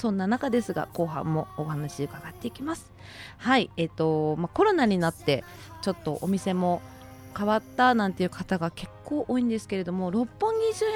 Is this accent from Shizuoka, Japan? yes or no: yes; Shizuoka, Japan; 私、最初にお伝えしたんですけど静岡県の出身なのでやっぱりこう東京に比べると飲食ってやっぱり全然ないので